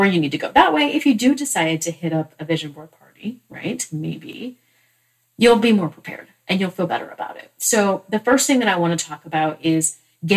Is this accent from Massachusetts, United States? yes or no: yes; Massachusetts, United States; I was born in Massachusetts